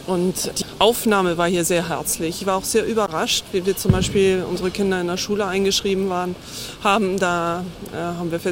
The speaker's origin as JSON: {"language": "German", "region": "Hamburg", "country": "Germany", "tie": "born or raised there", "moved": "as an adult", "lives_now": "Avignon, France", "said": "nach Hamburg, vor allen Dingen meine Heimatstadt."}